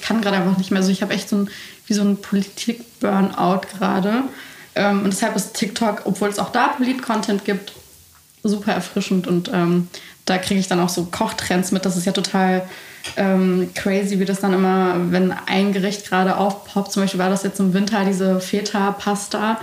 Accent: Baden-Württemberg, Germany; also born or lived in Bucharest, Romania; ich bin ja eigentlich in Bukarest geboren und habe da ein paar Jahre gelebt. Und dann wurde ich in so ein absolutes Dorf gesteckt nach Baden-Württemberg

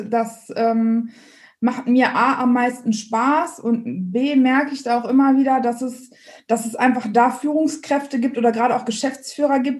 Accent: Dortmund, North Rhine-Westphalia, Germany; komme ursprünglich aus dem Ruhrgebiet, bin also ein Dortmunder Mädchen und habe dementsprechend.

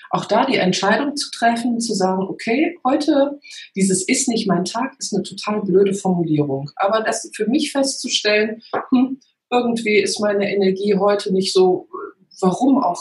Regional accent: North Rhine-Westphalia, Germany; Genau, und da hilft mir natürlich die rheinische Mentalität. Ja, ich komme aus der Nähe von Köln

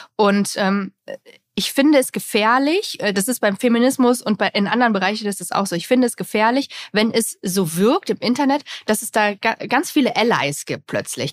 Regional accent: GDR, East Germany, Germany; ich komme ja auch aus der DDR

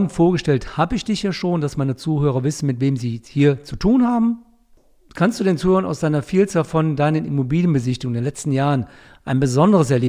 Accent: North Rhine-Westphalia, Germany; Sogar in meiner Heimat, wo ich herkomme, dem Niederrhein, werden Preise bezahlt, die ich nie für möglich gehalten hätte.

